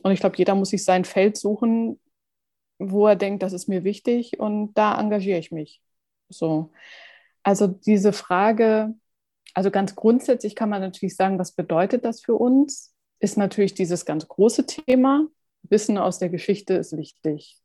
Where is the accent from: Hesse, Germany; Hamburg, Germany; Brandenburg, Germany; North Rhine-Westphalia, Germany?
Hamburg, Germany; als Hamburger